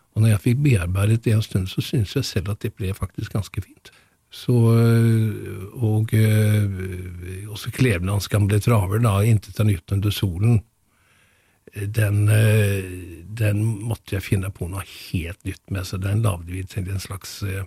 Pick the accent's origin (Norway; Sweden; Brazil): Sweden; Gothenburg, Västra Götaland; moved away; født i 1945 i Gøteborg. Vokste opp ved siden av Munke, Munkebecks